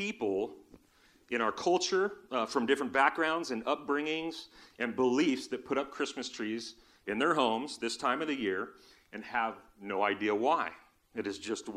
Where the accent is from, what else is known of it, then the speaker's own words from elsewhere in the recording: Southern California, United States; When I was a kid, we grew up in Southern California.